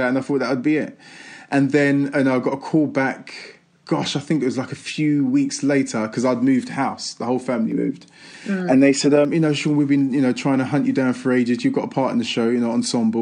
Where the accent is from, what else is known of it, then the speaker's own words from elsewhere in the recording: London, United Kingdom; I'm an East End boy growing up in East London. Do you know, I'm an estate, you know what I mean, in Manor Park.